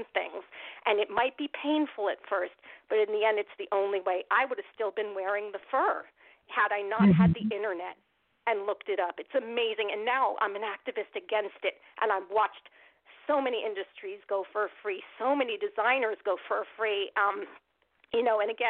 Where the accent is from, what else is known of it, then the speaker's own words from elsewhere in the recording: United States; I'm Armenian American. I'm fifth generation on my mom's side, third on my dad's side. I'm as American as they come